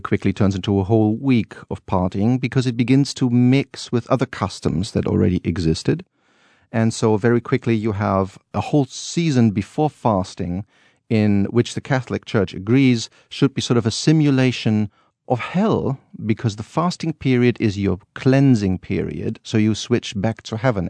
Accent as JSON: {"language": "English", "town": "Cologne", "region": "North Rhine-Westphalia", "country": "Germany", "tie": "born or raised there", "said": "I grew up as a child always going to these Rose Monday parades"}